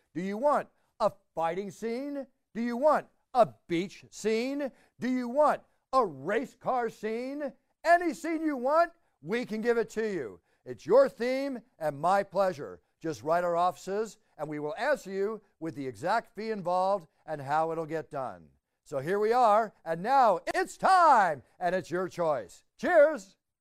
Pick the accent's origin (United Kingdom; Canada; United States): United States; Dallas, Texas; also born or lived in Oklahoma / Philadelphia; I'm a Texas boy. I was born in Oklahoma for, lived there for nine months, you know, until I was almost one and moved to Texas